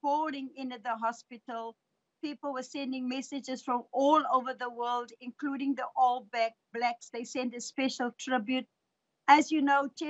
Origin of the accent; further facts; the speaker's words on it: South Africa